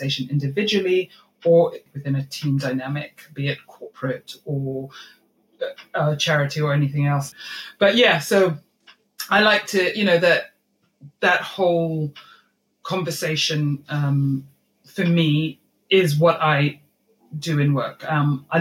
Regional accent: Malawi; moved away; I grew up in Malawi

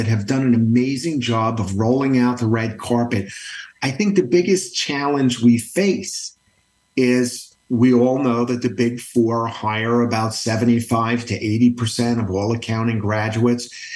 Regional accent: Matawan, New Jersey, United States; also born or lived in Brooklyn, New York; I grew up in a small town, Matawan, New Jersey, Central Jersey

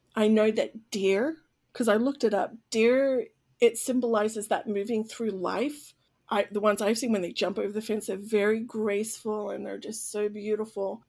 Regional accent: Sydney, New South Wales, Australia; now in United States; I was born and raised in Sydney, Australia

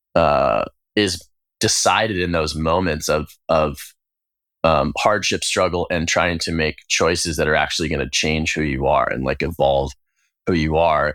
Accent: United States; gay queer person growing up in the United States

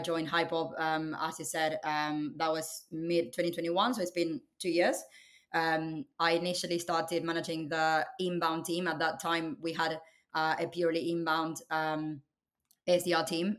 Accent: Buenos Aires, Argentina; moved away as an adult; now in United Kingdom; I was born and raised in Argentina, um, in Buenos Aires.

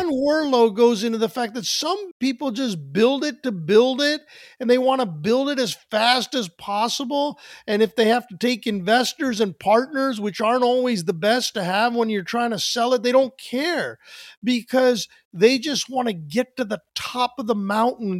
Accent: New Jersey, United States; We're from New Jersey.

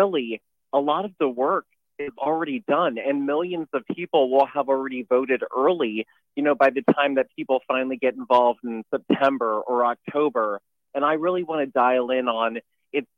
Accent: Neptune Beach, Florida, United States; I'm from Jacksonville. Neptune yeah. Beach is my hometown

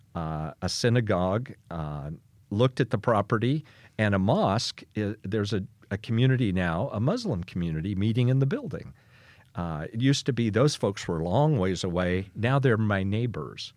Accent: Kansas, United States; a boy growing up on the Kansas prairie

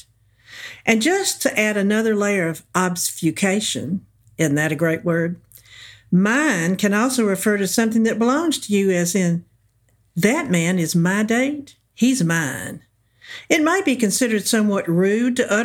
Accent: the South, United States; accent: southern; also born or lived in Iran; given my southern accent

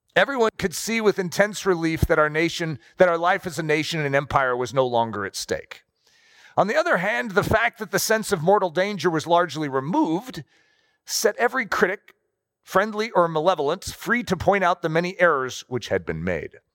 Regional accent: United States; we're American

